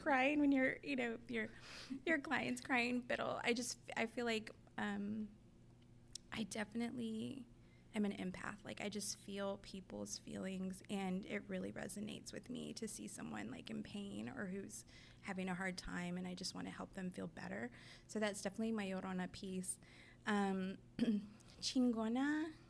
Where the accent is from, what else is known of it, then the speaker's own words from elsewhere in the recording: Raymondville, Texas, United States; now in Austin, United States; I'm from Raymondville, which is a tiny town in Willacy County, Texas, down south.